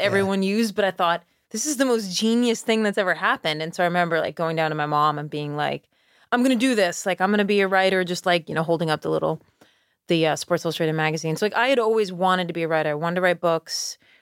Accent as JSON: {"language": "English", "town": "Schenectady", "region": "New York", "country": "United States", "tie": "born or raised there", "moved": "yes", "lives_now": "Charleston, United States", "said": "I grew up in Schenectady"}